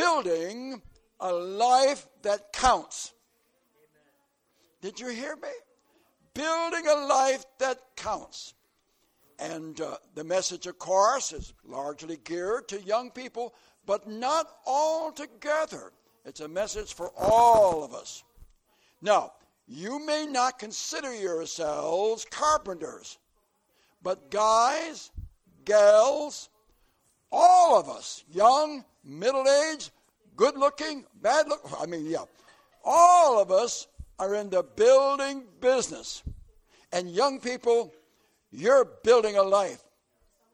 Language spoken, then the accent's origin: English; southern Florida, United States; And I come from way down in southern Florida, where it's warm and hot.